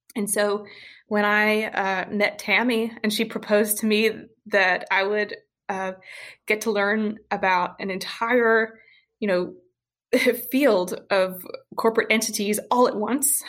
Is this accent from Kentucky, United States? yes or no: yes; Western Kentucky, United States; now in Louisville, United States; I'm from Western Kentucky